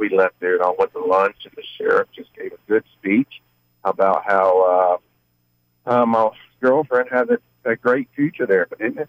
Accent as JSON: {"language": "English", "region": "Florida", "country": "United States", "said": "I am from the Florida area."}